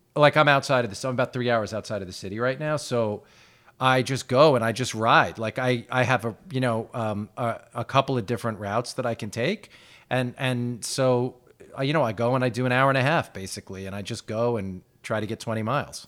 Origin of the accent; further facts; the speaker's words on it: Roslyn, New York, United States; growing up in Roslyn